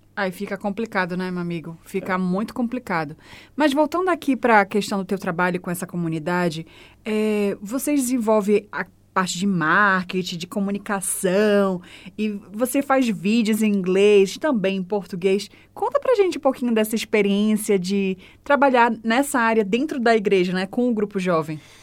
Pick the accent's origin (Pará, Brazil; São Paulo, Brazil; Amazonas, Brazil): Pará, Brazil; Belém; also born or lived in Fortaleza, Brazil; now in Christchurch, New Zealand; Eu sou de Belém do Pará.